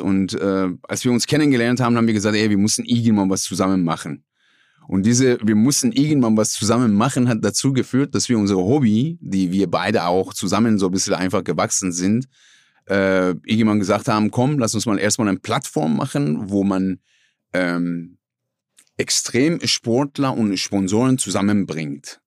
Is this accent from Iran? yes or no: yes; Iran; German is a second language; moved away as an adult; now in Essen, Germany; aus dem Iran